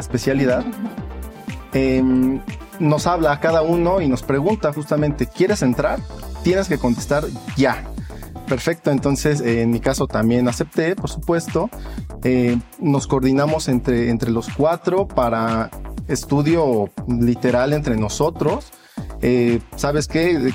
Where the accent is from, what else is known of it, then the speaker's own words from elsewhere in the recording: Mexico; como mexicanos